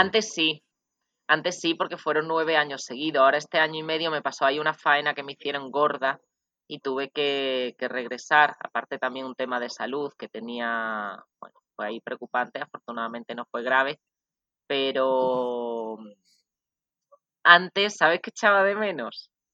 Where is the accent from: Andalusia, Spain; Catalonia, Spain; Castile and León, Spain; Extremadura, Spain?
Extremadura, Spain; moved away as an adult; also born or lived in Badajoz / Dijon, France / Calais, France; now in Costa Rica; de Extremadura, lo repito, para hacer un poco de publicidad de mi tierra.